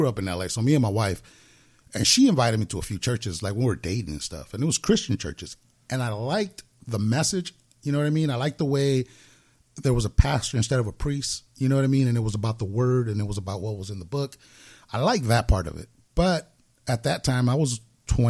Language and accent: English; Los Angeles, California, United States; I was originally born down in Los Angeles here in California. I grew up in South Central for most of my life